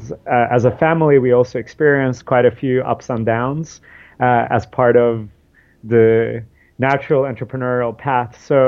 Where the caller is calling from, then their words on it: New York City, New York, United States; I'm calling you from New York City. It's a beautiful day here in New York.